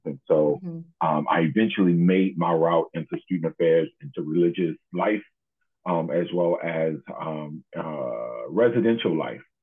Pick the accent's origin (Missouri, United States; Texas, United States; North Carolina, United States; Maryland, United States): Maryland, United States; Baltimore; I grew up in Baltimore